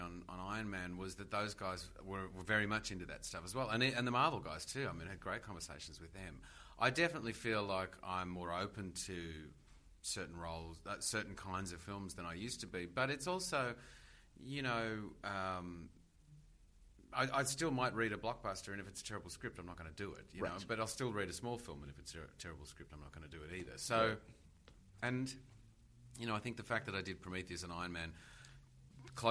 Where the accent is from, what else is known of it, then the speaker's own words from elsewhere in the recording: Australia; as an Australian